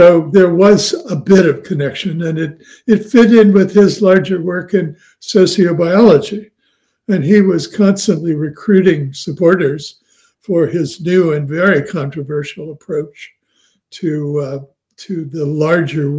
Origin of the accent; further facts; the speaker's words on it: Midwest, United States; I'm from the Middle West in America, and had something of a similar childhood in some ways to Ed's